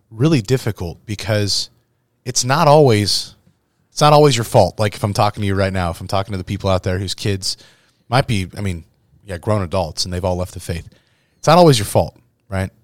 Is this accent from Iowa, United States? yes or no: yes; Verona, Iowa, United States; also born or lived in Saint Louis, Missouri; Verona, Iowa, that I don't think ever had any more than, like, a hundred people in my hometown